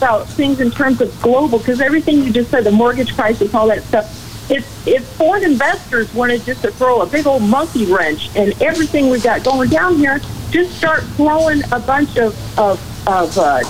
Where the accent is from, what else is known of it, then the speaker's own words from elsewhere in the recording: Illinois, United States; I'm from Illinois